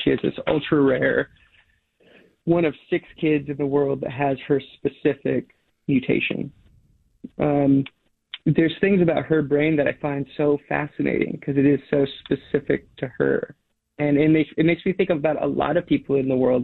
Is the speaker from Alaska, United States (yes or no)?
yes; Alaska, United States; now in Portland, United States; I grew up in Alaska on these like long dog sled trips, dog mushing trips.